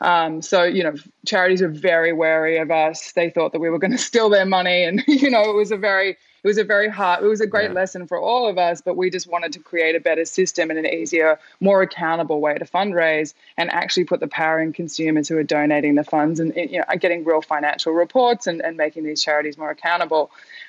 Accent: Australia; now in New York, United States; It was funny, as an Australian, you're kind of like London or New York. And for some reason I went to New York.

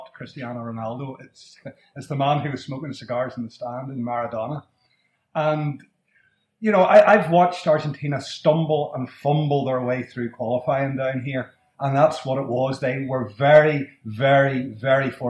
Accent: Northern Ireland, United Kingdom; I'm from Northern Ireland

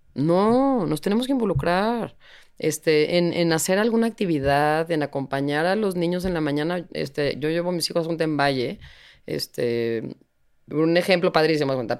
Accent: Mexico; somos increíbles los mexicanos

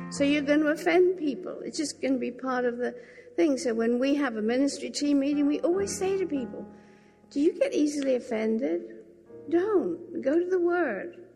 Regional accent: England, United Kingdom; And I said, Well, you know, I am English and I do kind of live in England.

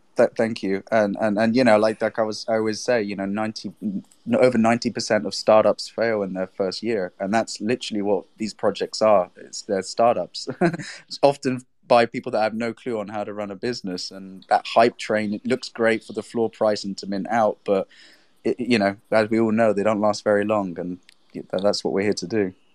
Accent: England, United Kingdom; now in Spain; I'm English, but I live in Spain.

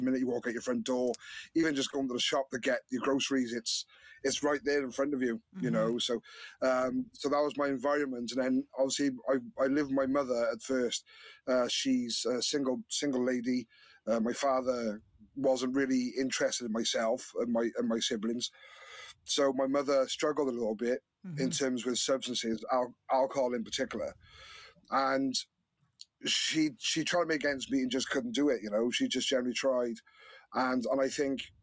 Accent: Newport, Wales, United Kingdom; I grew up in Newport.

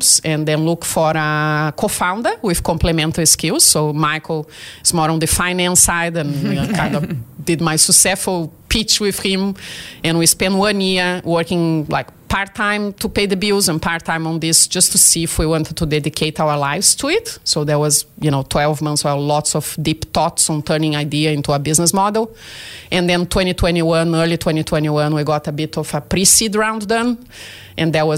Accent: Brazil; English is a second language; moved away as an adult; now in Australia; I'm originally from Brazil and I studied oceanography in there.

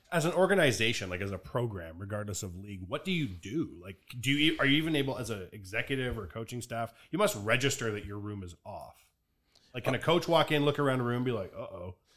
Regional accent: Canada; We're Canadian

